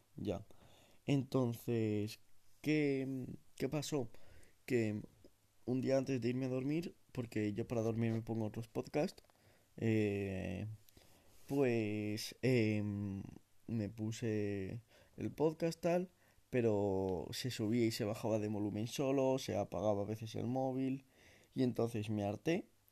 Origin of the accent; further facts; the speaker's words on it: a small town in the Sierra, Community of Madrid, Spain; en mi comunidad autónoma, en Madrid. Em, yo no soy de Madrid Central, ni mucho menos, es más, soy de un pueblo pequeño de la Sierra.